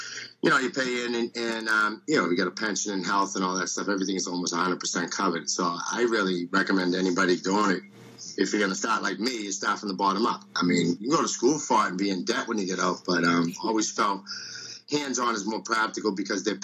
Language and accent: English; Boston, Massachusetts, United States; I am from Boston.